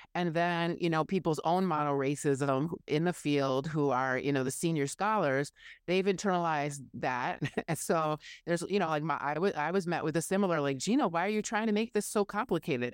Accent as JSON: {"language": "English", "town": "Oshkosh", "region": "Wisconsin", "country": "United States", "tie": "born or raised there", "also_born_or_lived": "Madison, Wisconsin", "moved": "yes", "said": "my hometown of Oshkosh"}